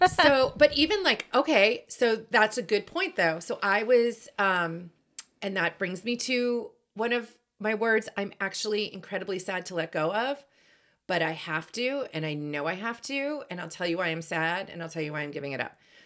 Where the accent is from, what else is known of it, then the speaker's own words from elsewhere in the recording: Boston, Massachusetts, United States; I am from Boston